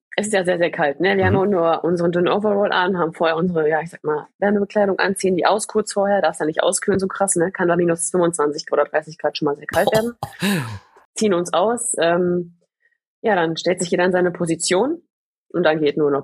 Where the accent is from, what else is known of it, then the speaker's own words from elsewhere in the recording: Gladbeck, North Rhine-Westphalia, Germany; ich komme ja aus dem Pott, ne? Ich komme ja. ja aus Gladbeck